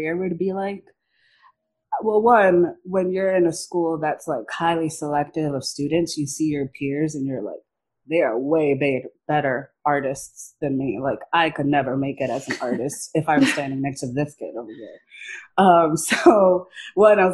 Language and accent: English; Miami, Florida, United States; I grew up in Miami, Florida